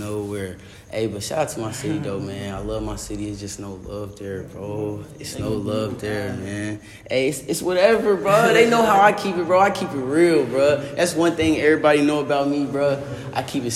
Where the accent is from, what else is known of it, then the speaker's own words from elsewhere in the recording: Indianapolis, Indiana, United States; now in Florida, United States; I've been down here for a little while. But originally, I'm from Indianapolis, Indiana